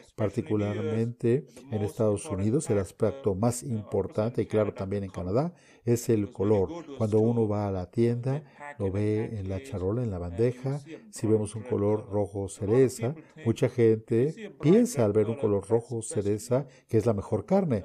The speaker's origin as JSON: {"language": "Spanish", "region": "South India", "country": "India", "also_born_or_lived": "Connecticut, United States", "second_language": "Spanish", "moved": "as an adult", "lives_now": "Oklahoma, United States", "said": "Originalmente soy de la India, de la parte sur de la India"}